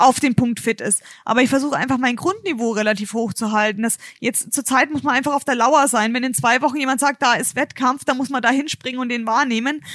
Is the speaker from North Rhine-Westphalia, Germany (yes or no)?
no; Bayreuth, Bavaria, Germany; Ich komme ja aus Bayreuth